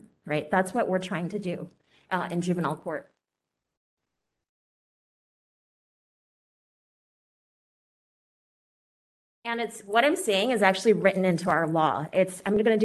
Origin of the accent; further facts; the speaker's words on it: San Francisco, California, United States; I was born here in San Francisco, and until age 10, I was raised in the Excelsior District.